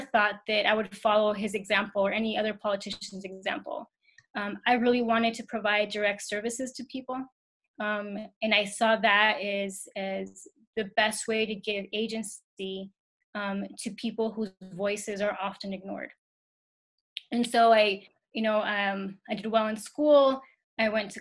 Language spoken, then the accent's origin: English; Ciudad Juárez, Chihuahua, Mexico; now in El Paso, United States; I grew up in Juarez, and we commuted to El Paso every day